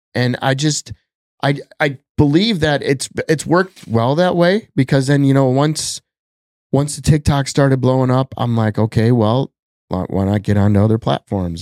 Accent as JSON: {"language": "English", "region": "Wisconsin", "country": "United States", "tie": "born or raised there", "moved": "yes", "lives_now": "Minnesota, United States", "said": "growing up in Wisconsin"}